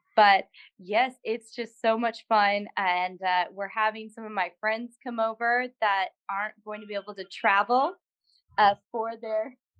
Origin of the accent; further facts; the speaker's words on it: Morton, Illinois, United States; I came from Illinois. That's where I grew up and was um, in high school and in Morton, Illinois